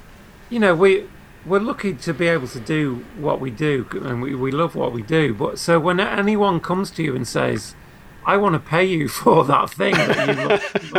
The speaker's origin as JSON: {"language": "English", "country": "United Kingdom", "said": "I'm British"}